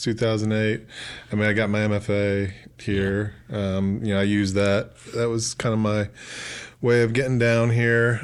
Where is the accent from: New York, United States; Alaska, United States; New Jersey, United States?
New York, United States; New York City; moved away as an adult; also born or lived in New Paltz, New York / Austin, Texas; now in Oxford, Mississippi, United States; I grew up in Southern Brooklyn and, uh, in kinda over by Coney Island, Gravesend, Bensonhurst